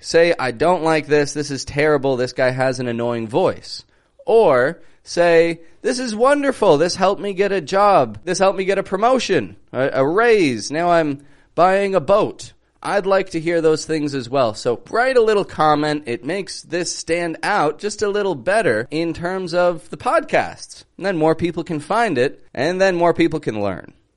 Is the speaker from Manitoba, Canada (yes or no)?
no; Toronto, Ontario, Canada; I'm from Toronto, Canada